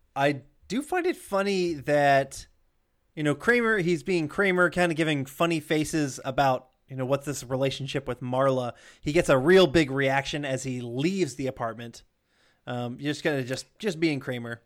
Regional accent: the South, United States; also born or lived in Denver; I grew up in the South.

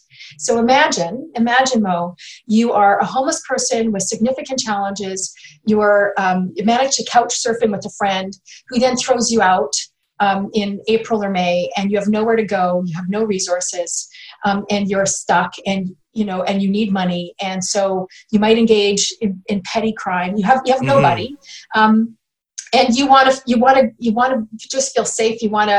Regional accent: British Columbia, Canada; And I that's a value that we have as British Columbians.

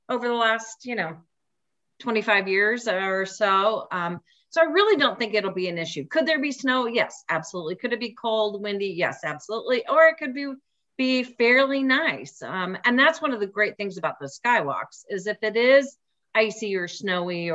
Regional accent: Indianapolis, Indiana, United States; moved away as an adult; also born or lived in Wisconsin; I'm actually from Indianapolis, from Indiana, grew up like 10 minutes from the fairgrounds

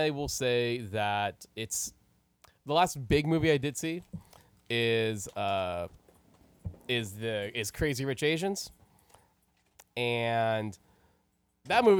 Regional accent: United States; a Filipino American who grew up here in the States

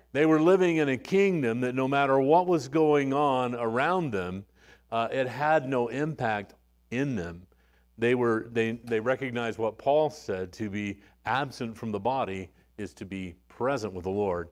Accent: Arizona, United States; moved away; also born or lived in West Texas; I was born in West Texas, and, uh, you know, but raised mostly in Arizona, but all of these West Texans were around me

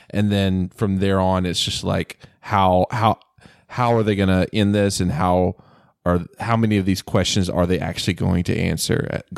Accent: the South, United States; I grew up in the South. I was raised in a Southern Baptist home, but now I'm not very religious.

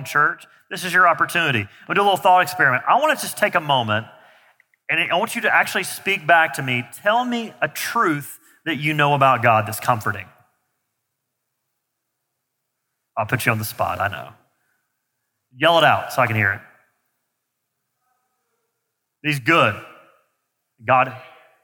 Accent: the South, United States; I grew up in the South

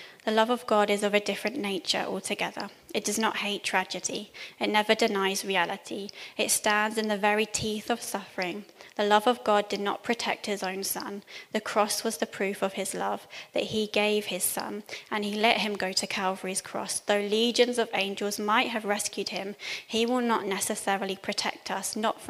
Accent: Cambridge, East of England, United Kingdom; moved away; So I'm from Cambridge originally, and at this point we were living in Cambridge.

